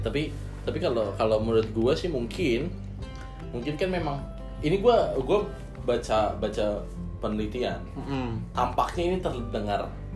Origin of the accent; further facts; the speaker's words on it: Bekasi, West Java, Indonesia; gue orang Bekasi